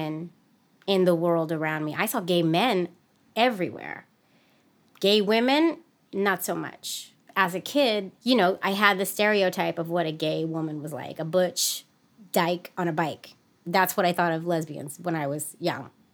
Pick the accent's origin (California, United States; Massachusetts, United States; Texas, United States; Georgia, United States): California, United States; San Francisco; grew up in the city of San Francisco in the 80s and 90s